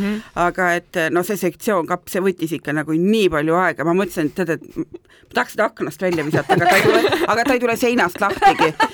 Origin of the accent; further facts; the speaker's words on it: Tartu, Tartu County, Estonia; mina olen Tartust pärit